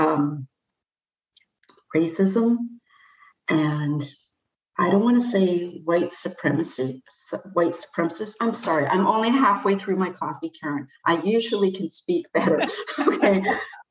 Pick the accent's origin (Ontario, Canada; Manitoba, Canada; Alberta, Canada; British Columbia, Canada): British Columbia, Canada; Nanaimo; I grew up in Nanaimo, and I never thought there was any heavy duty crime